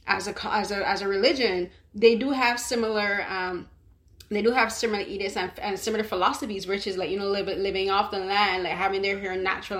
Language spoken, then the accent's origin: English; Barbados; growing up in Barbados